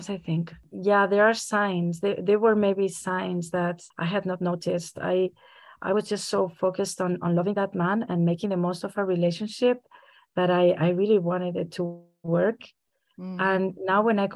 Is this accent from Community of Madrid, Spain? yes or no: yes; Madrid, Community of Madrid, Spain; moved away as an adult; also born or lived in Frankfurt area, Germany; now in Frankfurt, Germany; I am Spanish. I'm from Madrid, Spain, and I have lived in Germany in the area of Frankfurt for the last almost 10 years.